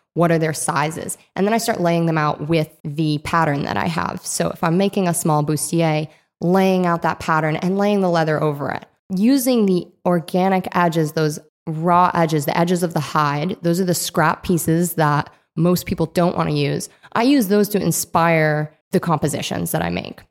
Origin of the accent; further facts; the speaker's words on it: Rhode Island, United States; moved away; I grew up in Rhode Island.